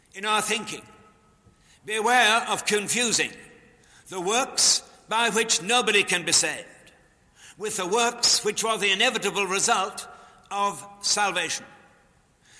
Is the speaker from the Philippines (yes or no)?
no; Newcastle upon Tyne, North East England, United Kingdom; moved away; also born or lived in Chicago; in Newcastle, in my hometown